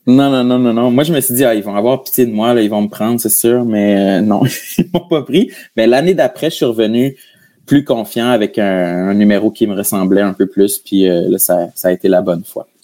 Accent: New Richmond, Quebec, Canada; moved away as an adult; now in Montreal, Canada; je viens de New Richmond, qui est le village, un des villages voisins

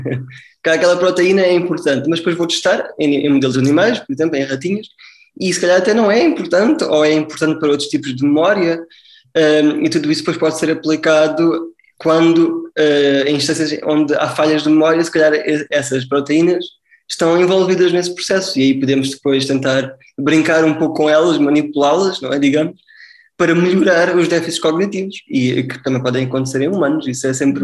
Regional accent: Faro, Algarve, Portugal; also born or lived in Coimbra, Portugal / Lisbon, Portugal / Heidelberg, Germany; Eu sou natural do Algarve, nasci em, Faro

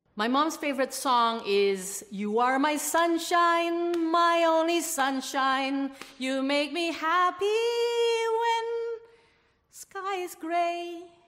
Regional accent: Jakarta, Indonesia; also born or lived in Australia; I grew up in Jakarta, Indonesia.

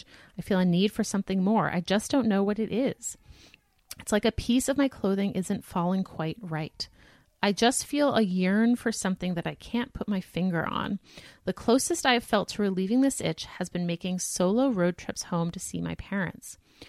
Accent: East Coast, United States; now in Chicago, United States; I'm from the East Coast, but I moved to Chicago a year ago with my husband, who is in his second year of medical residency.

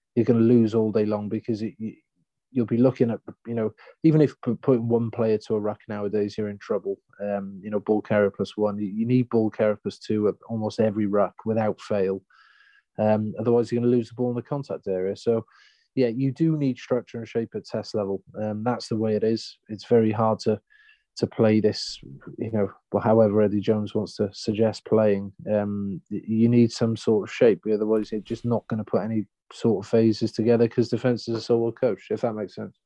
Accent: Wales, United Kingdom; moved away as an adult; now in Australia; as a Welshman

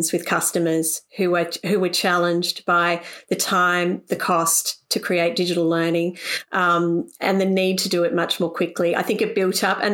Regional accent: Sydney, New South Wales, Australia; I grew up on the North Shore of Sydney

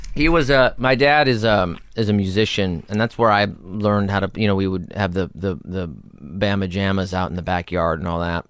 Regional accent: Los Angeles, California, United States; I was born in Hollywood, raised in North Hollywood

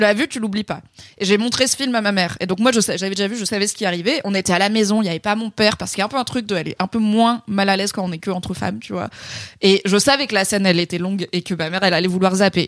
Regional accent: Drôme, Auvergne-Rhône-Alpes, France; moved away; chez mes parents dans la petite ville où j'ai grandi dans la Drôme

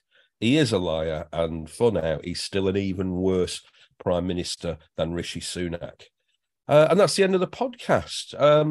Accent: North West England, United Kingdom; I'm from the Northwest too.

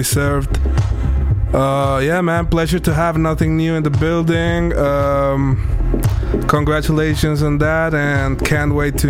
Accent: Colombia; now in New York, United States; I'm originally from Colombia, and I remember when I got to New York

